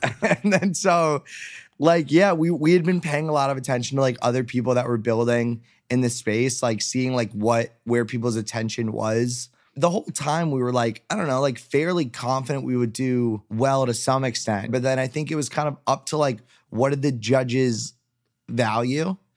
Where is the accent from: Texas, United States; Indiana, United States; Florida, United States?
Florida, United States; South; also born or lived in Tallahassee, Florida; I'm from Florida originally, born and raised. Grew up in South Florida